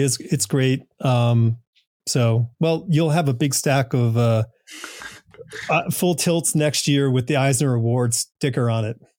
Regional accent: New England, United States; I grew up in New England

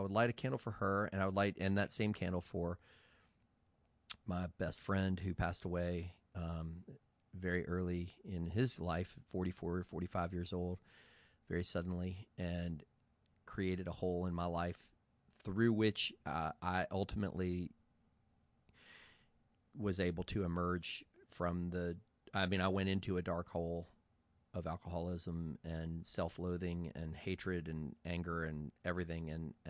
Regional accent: Charlottesville, Virginia, United States; born there; I was born in Charlottesville, Virginia, and I decided to move up here

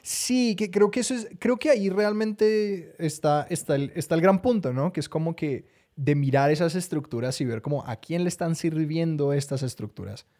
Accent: Colombia; Los colombianos no tenemos acento

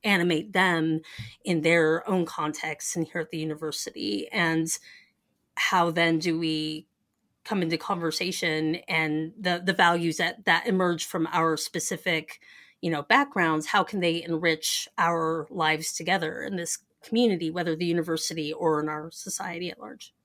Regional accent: Denver, Colorado, United States; moved away as an adult; where I grew up in Denver

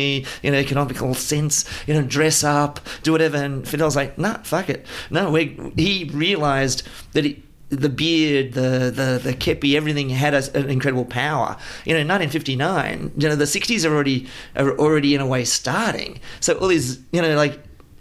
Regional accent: Australia; growing up in Australia

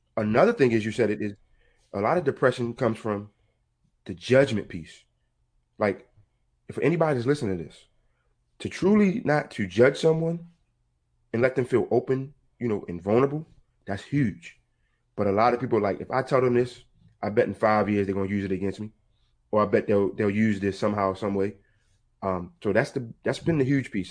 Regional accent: Baltimore, Maryland, United States; I'm from Baltimore, Maryland.

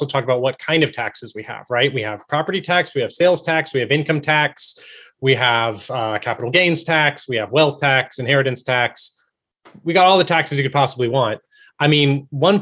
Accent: Texas, United States; I'm from Texas

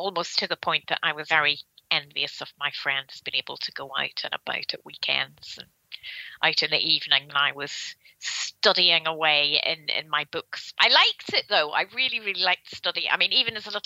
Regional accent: near Belfast, Northern Ireland, United Kingdom; also born or lived in Carnmoney / Ballyclare; I was born near Belfast, and my home as a child was in a town called Carnmully, so about 12 miles north of Belfast. And then when I was 11 years old, we moved to the countryside to a little market town called Ballyclare

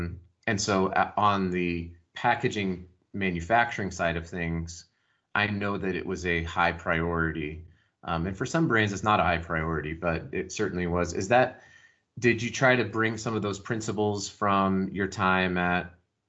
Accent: Colorado Springs, Colorado, United States; I grew up in Colorado Springs.

